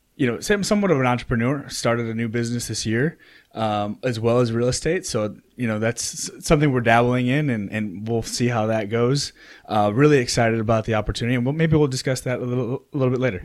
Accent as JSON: {"language": "English", "town": "Oak Park", "region": "Illinois", "country": "United States", "tie": "born or raised there", "also_born_or_lived": "Chicago, Illinois", "moved": "as an adult", "lives_now": "North Carolina, United States", "said": "I grew up in Oak Park, Illinois"}